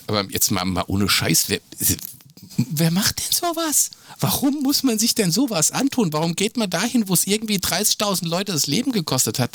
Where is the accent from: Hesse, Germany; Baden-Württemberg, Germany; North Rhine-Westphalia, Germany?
Hesse, Germany; also born or lived in Bielefeld; für mich als Hesse